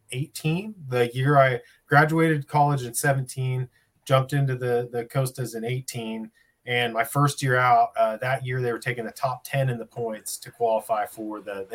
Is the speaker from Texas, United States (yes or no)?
no; Jacksonville, Oregon, United States; I grew up in Jacksonville, Oregon, which is real close to Medford. It's very Southern Oregon. So a real dry climate.